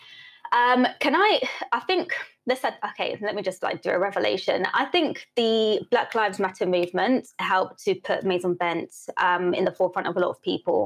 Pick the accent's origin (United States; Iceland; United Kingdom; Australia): United Kingdom; also born or lived in St. Elizabeth, Jamaica (ancestry, summers); I was born here